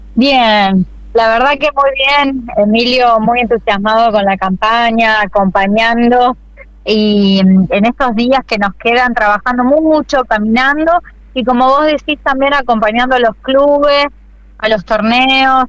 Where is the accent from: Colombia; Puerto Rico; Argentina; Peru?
Argentina; Santa Fe; yo nací, me crié y, y, realmente viví en esta ciudad siempre y quiero morir en la ciudad de Santa Fe